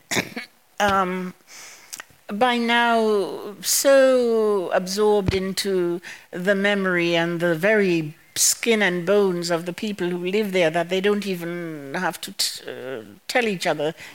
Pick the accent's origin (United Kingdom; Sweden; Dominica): Dominica; Massacre; now in United States; I went to school in Massac uh, the Massac School